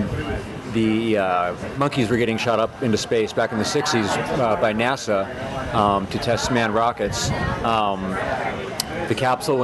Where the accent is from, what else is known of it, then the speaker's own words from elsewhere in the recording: Colorado, United States; also born or lived in Chicagoland area, Illinois / San Francisco, California / Boulder, Colorado; I'm originally from the Chicagoland area, but I lived almost all my life in Colorado